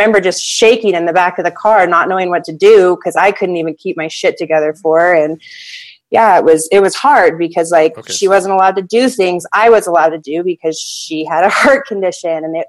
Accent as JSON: {"language": "English", "region": "Hawaii", "country": "United States", "tie": "born or raised there", "said": "we grew up in Hawaii"}